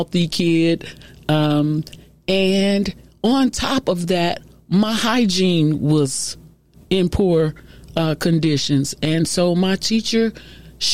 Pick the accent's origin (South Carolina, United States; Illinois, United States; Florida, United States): Illinois, United States; Chicago; I'm originally from Chicago